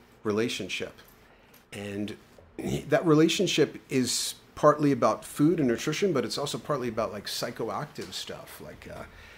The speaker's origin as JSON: {"language": "English", "town": "New York City", "region": "New York", "country": "United States", "tie": "born or raised there", "said": "I grew up in the Bronx"}